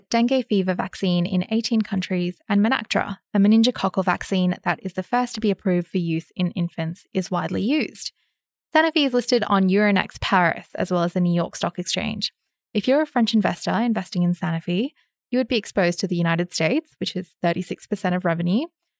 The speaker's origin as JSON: {"language": "English", "country": "Australia", "said": "As an Aussie investor, this doesn't mean that there are no opportunities"}